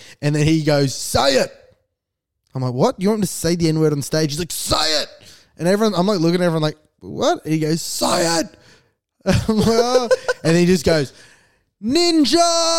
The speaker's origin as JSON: {"language": "English", "town": "Diamond Creek", "region": "Victoria", "country": "Australia", "tie": "born or raised there", "said": "growing up in Diamond Creek and how it's a very white area and I was the only wog in Dymo."}